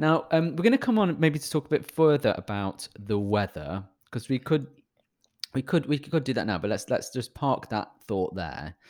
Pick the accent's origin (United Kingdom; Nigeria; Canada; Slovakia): United Kingdom; I'm British